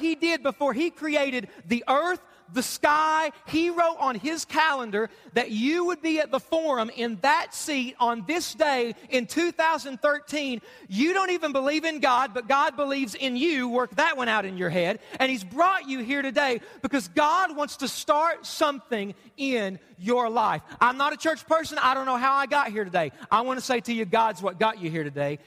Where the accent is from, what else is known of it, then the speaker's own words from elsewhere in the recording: Hazard, Kentucky, United States; also born or lived in West Virginia; I was born right here in Hazard. We moved away. We lived in West Virginia for a little bit. We moved back, and I went to Hyman Elementary